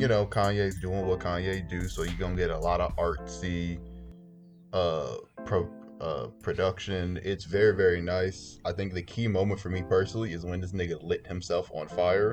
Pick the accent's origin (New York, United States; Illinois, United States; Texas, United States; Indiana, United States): Illinois, United States; Chicago; I am from Chicago, uh, particularly the North Side, North Soldier. but I've bounced around. I've lived uh, on the West Side. I've lived in the suburbs.